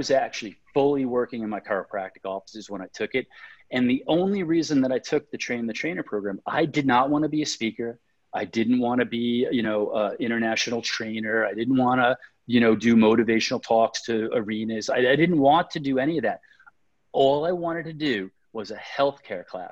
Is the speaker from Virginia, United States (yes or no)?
no; New York, United States; now I'm from New York